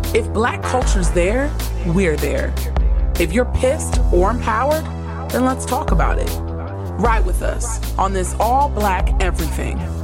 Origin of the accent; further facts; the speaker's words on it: the South, United States; I'm from the South